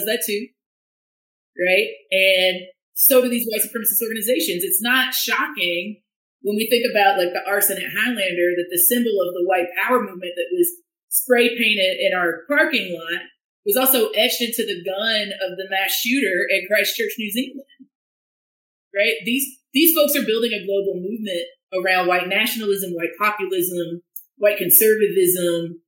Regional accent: central Appalachia, United States; my sort of central Appalachian roots

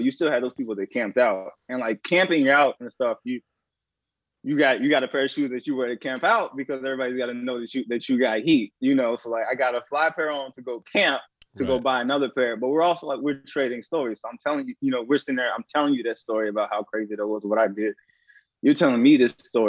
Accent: St. Louis, Missouri, United States; growing up in St. Louis where like people get robbed all the time

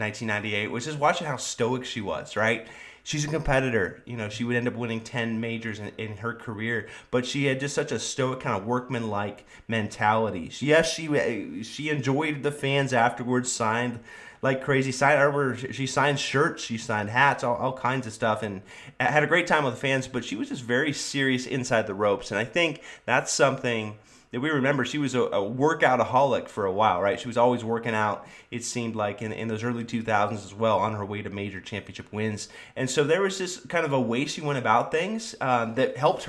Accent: Sacramento, California, United States; growing up in Sacramento, California

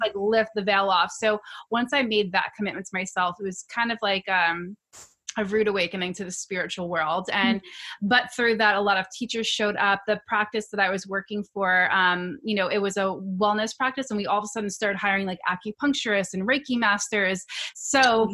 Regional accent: New York City, New York, United States; I'm from New York, na- native New Yorker

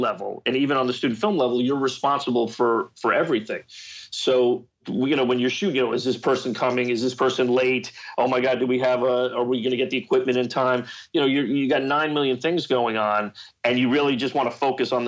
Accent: Marlboro, New Jersey, United States; That's my hometown, Marlboro, New Jersey

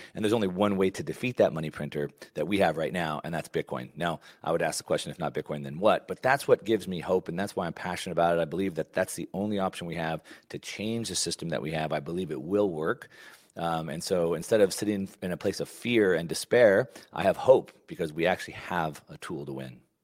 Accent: Texas, United States; a kid growing up in Texas

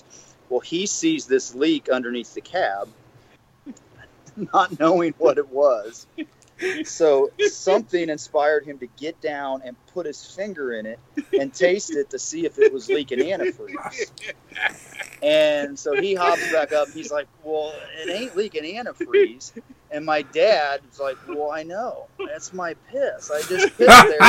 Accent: Bucyrus, Ohio, United States; growing up in Bucyrus, Ohio

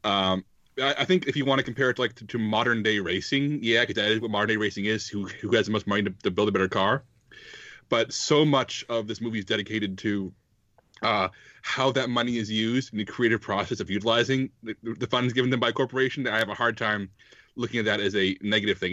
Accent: Texas, United States; I'm from Texas

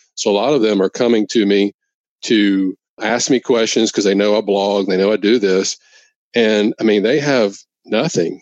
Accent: Louisiana, United States; come back to work in my hometown in Louisiana

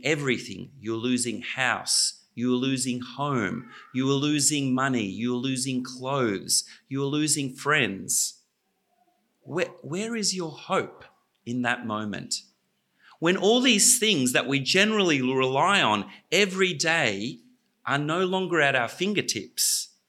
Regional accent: Australia; When I was growing up in Australia, Australia had its own oligarchs.

